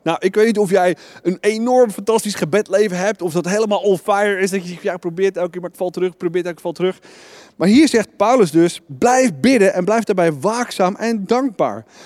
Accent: Netherlands

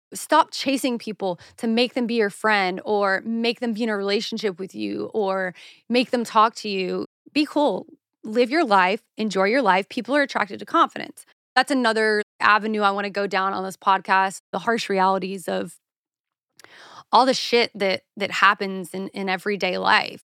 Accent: South Carolina, United States; now in Los Angeles, United States; I'm from the South, honey. Like, we don't do scones there

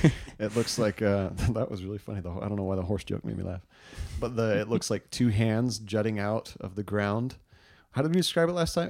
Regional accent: Southwest, United States; I grew up in the Southwest

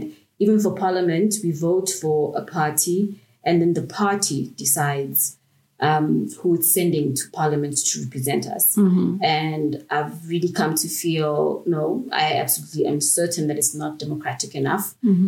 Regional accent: South Africa; As a South African, I envy you guys

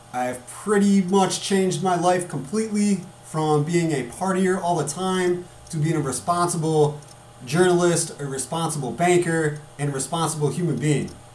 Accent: United States; as American people

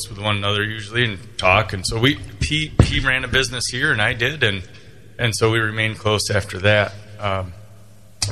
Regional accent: Big Rapids, Michigan, United States; Growing up in Big Rapids, as you know, it's a great place to grow up, and we had a lot of fun.

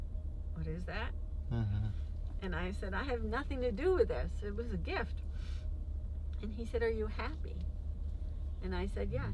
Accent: New York, United States; now in Baltimore, United States; I grew up in New York, very close to the Hudson River.

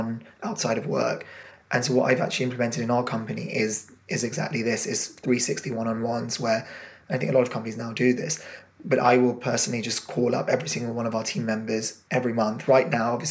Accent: England, United Kingdom; My family are Indian origin, from a very kind of old-fashioned community, and even in England, very traditional old-fashioned. And then obviously being British as well

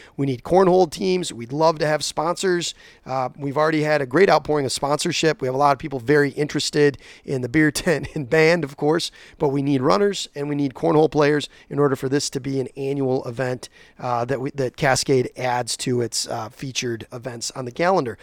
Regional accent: Whitneyville, Michigan, United States; I grew up out in Whitneyville, Alto area.

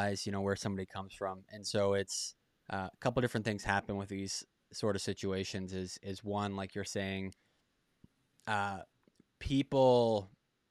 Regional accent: Boston, Massachusetts, United States; moved away; I'm from Boston originally

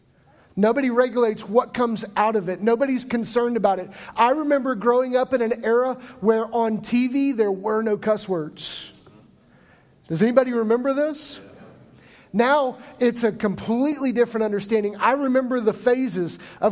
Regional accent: Midwest, United States; moved away; I grew up in the Midwest

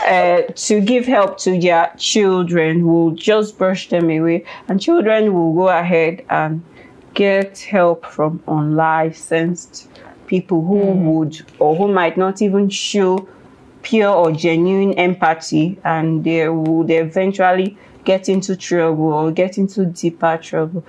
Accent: Ekiti, Nigeria; I am from Ekiti State. Mm. I speak, or we speak Yoruba.

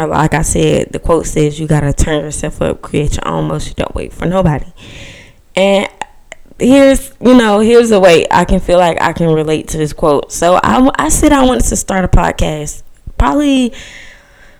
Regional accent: Georgia, United States; I'm 19 years old and I'm from Georgia

